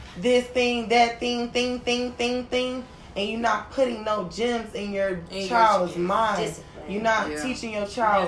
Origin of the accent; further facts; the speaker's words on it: Detroit, Michigan, United States; growing up in Detroit, I went to mostly black schools in the beginning.